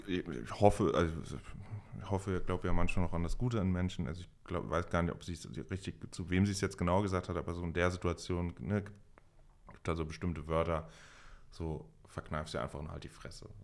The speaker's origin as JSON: {"language": "German", "town": "Mainz", "region": "Rhineland-Palatinate", "country": "Germany", "said": "ich komme aus Mainz"}